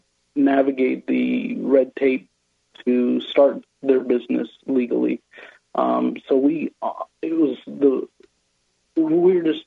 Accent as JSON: {"language": "English", "town": "Manassas", "region": "Virginia", "country": "United States", "tie": "born or raised there", "first_language": "Spanish", "second_language": "English", "moved": "as an adult", "lives_now": "Florida, United States", "said": "Suburb of Washington, D.C., Manassas, Virginia."}